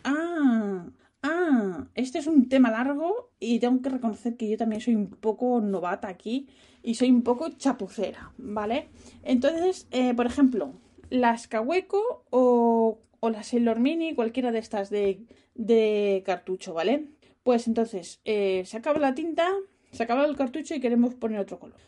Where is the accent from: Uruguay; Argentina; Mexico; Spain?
Spain; moved away; yo soy española